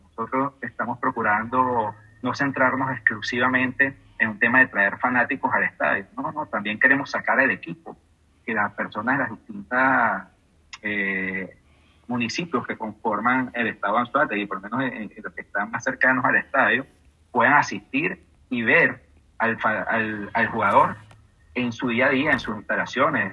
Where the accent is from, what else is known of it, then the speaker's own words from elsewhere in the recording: Caracas, Capital District, Venezuela; yo soy nacido en Caracas